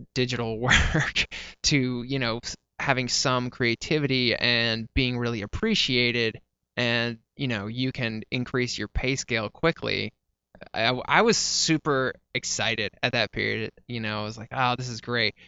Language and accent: English; Maryland, United States; moved away as an adult; now in Los Angeles, United States; so we moved to Maryland when I was five